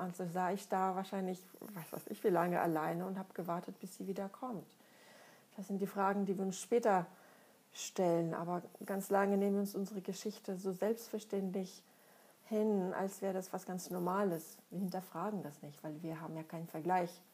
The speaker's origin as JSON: {"language": "German", "country": "Russia", "tie": "born or raised there", "moved": "as an adult", "lives_now": "Germany", "said": "Ich komme aus Russland, bin da geboren und aufgewachsen, lebe seit schon über 20 Jahren in Deutschland."}